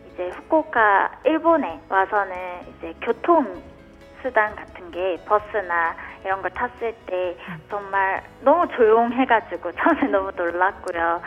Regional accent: Busan, South Korea; moved away as an adult; now in Fukuoka, Japan; 제가 고향이 부산인데요

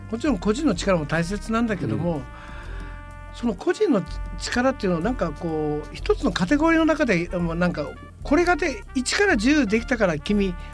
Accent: Fukuoka, Japan; 僕らはやっぱり福岡博多で育ってもらいました、

